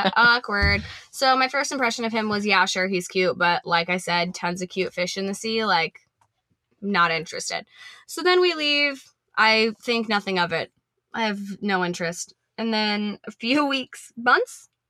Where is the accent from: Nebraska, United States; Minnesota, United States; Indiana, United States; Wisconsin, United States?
Nebraska, United States; moved away as an adult; also born or lived in Texas; I was from Nebraska